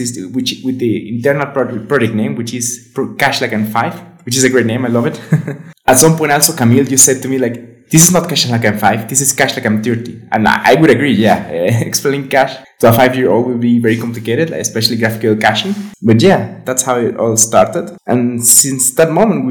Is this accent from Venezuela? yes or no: yes; Venezuela; now in Guadalajara, Mexico; I'm from Venezuela, but I'm living in Mexico, in Guadalajara specifically.